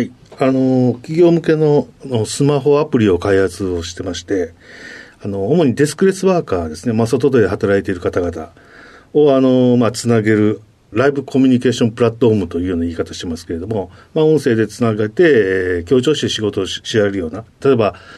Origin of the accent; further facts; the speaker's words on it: Osaka, Japan; 大阪ですね